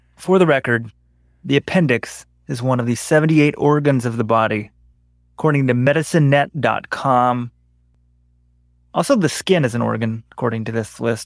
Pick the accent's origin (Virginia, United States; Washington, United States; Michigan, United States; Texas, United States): Texas, United States; we're from the West. We're from Texas